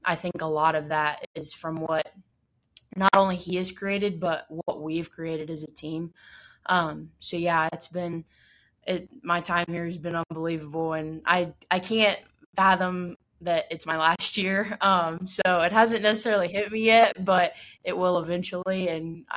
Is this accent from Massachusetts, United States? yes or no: no; Findlay, Ohio, United States; my hometown, Findlay